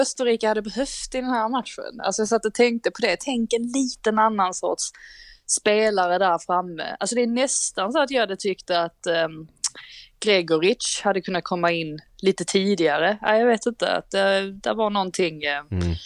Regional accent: Sweden; Vi är trots allt svenskar

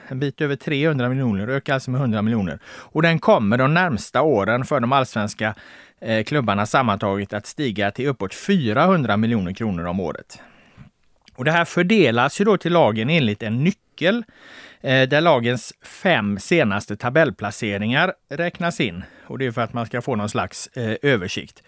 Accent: Gothenburg, Västra Götaland, Sweden; jag är från Göteborg

